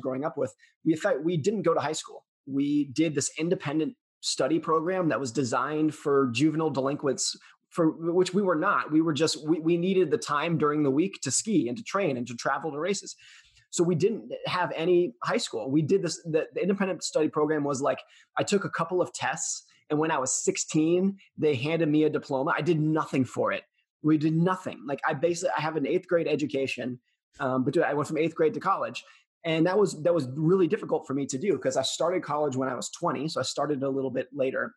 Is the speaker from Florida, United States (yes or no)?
no; California, United States; I grew up most of my life around and in the Lake Tahoe area of California.